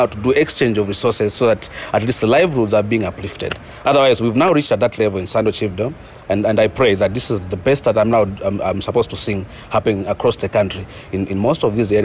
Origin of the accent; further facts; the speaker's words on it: West Petauke, Eastern Province, Zambia; I was born and grew up in the eastern part of Zambia, in the West Petauke game management areas.